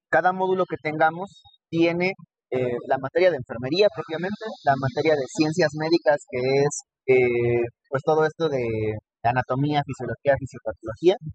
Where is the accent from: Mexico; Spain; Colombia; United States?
Mexico; Texcoco, State of Mexico; yo estudié toda mi vida en Rompeso, yo soy de Texcoco. Eh, allá estudié la primaria, secundaria, preparatoria